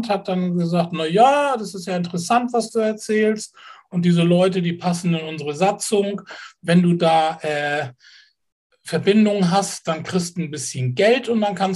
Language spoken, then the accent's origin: German; Kiel, Schleswig-Holstein, Germany; Ich bin Kieler, ja.